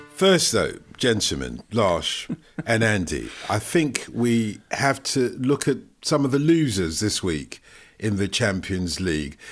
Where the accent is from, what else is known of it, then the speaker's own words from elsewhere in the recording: Nigeria; I was born in Nigeria of Nigerian parents.